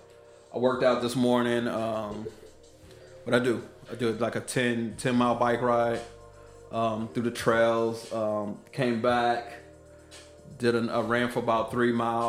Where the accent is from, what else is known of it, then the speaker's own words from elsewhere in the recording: Killeen, Texas, United States; also born or lived in Oakland, California / Las Vegas, Nevada; I was born in Oakland, California. I was raised in Killeen, Texas, all the way until I was 18